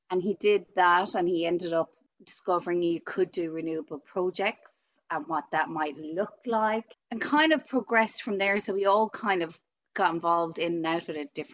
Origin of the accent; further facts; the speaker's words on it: Tipperary, Ireland; Um, I am from Tipperary in Ireland, a country girl.